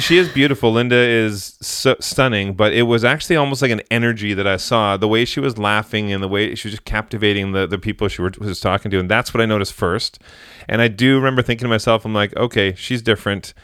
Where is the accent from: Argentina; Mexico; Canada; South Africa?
Canada; Vancouver, British Columbia; I'm from Vancouver